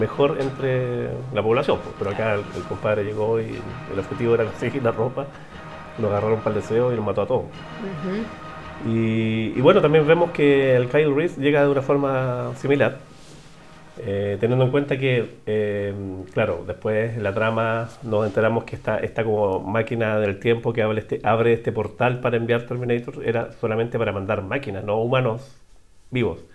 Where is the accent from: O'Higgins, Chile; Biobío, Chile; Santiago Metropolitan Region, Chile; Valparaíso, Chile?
Valparaíso, Chile; Los Andes; yo soy de los Andes